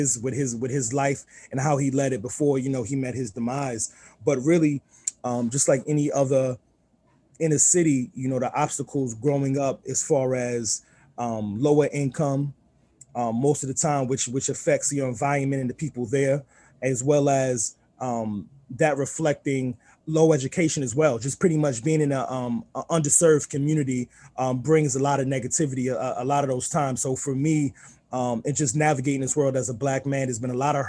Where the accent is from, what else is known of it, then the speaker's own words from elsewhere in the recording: New York City, New York, United States; moved away; also born or lived in Southern Maryland; being born and raised in Queens